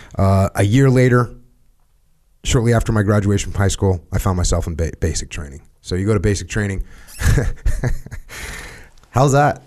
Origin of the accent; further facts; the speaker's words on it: Connecticut and Maine, New England, United States; moved away; I grew up in Connecticut and Maine